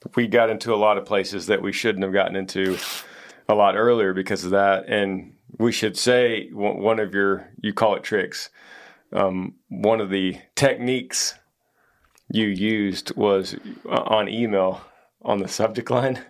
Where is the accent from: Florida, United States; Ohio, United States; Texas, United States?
Texas, United States; we're from Texas